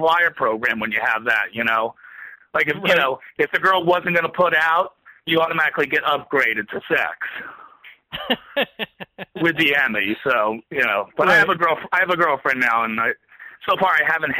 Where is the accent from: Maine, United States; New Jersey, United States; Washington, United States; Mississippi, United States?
New Jersey, United States; now in New York, United States; I grew up in Jersey.